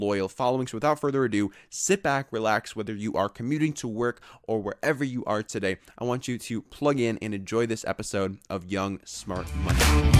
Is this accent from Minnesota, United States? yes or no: yes; Minneapolis, Minnesota, United States; I'm from Minneapolis, so got to represent the 612